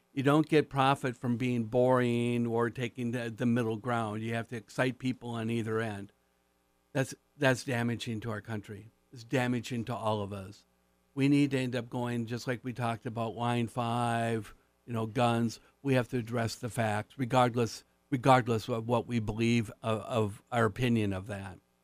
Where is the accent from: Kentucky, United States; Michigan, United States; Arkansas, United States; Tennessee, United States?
Michigan, United States; Marquette; my hometown, Marquette